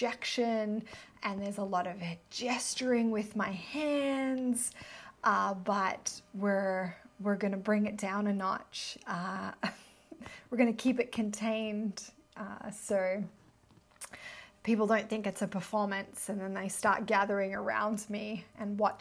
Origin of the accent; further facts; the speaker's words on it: near Byron Bay, New South Wales, Australia; moved away as an adult; also born or lived in Melbourne; I grew up near Byron Bay